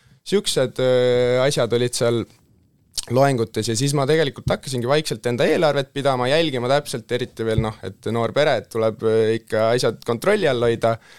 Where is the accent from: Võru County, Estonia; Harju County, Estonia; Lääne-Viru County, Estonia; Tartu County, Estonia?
Harju County, Estonia; Tallinn; olen tudeng, tulen Tallinnast